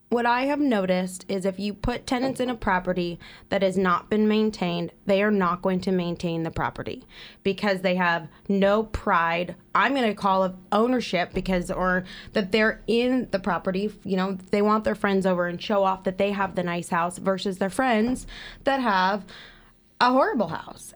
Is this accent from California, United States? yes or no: yes; East Bay, Bay Area, California, United States; moved away as an adult; now in Central Coast, California, United States; I am originally from the Bay Area, from the East Bay